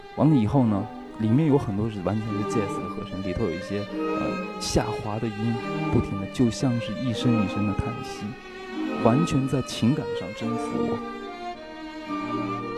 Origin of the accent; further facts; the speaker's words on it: China; 我是中国人